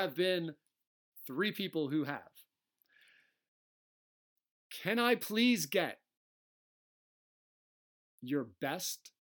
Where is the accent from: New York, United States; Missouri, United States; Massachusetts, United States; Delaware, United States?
Delaware, United States; accent: Delaware; That's my Delaware accent.